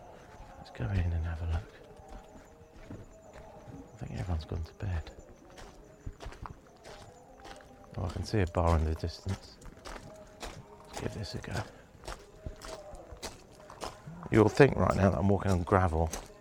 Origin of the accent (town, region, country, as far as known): England, United Kingdom